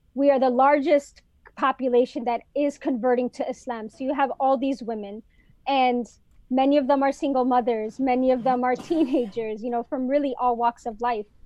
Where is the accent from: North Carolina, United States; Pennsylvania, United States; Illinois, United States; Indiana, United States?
Illinois, United States; Chicago; now in Detroit, United States; I'm originally from Chicago